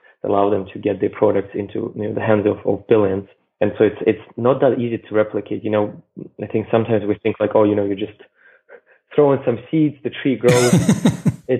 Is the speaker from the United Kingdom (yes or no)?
no; Russia; moved away; I grew up in Russia in the 90s